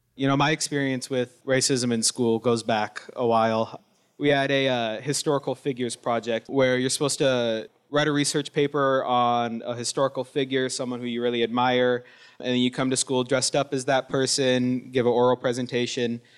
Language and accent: English; Wilton Rancheria, Sacramento Valley, California, United States; I'm Miwok from the Wilton Rancheria up in the Sacramento Valley